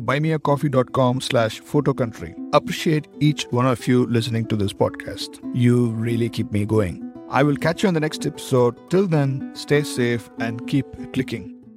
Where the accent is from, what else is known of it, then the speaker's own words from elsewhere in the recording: Tamil Nadu, India; I come from South India, actually. I come from Tamil Nadu